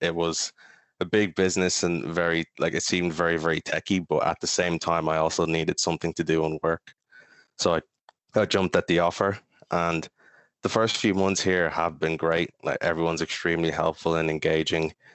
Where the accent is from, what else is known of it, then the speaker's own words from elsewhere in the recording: Kill, County Kildare, Ireland; also born or lived in Maynooth; I spent some time growing up in Maynooth, but then moved to Kill for the past over 10 years ago